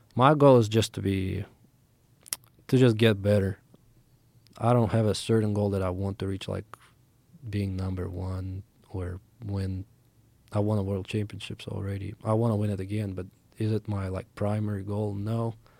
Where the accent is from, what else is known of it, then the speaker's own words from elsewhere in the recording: Moscow, Russia; moved away; I grew up in Moscow, Russia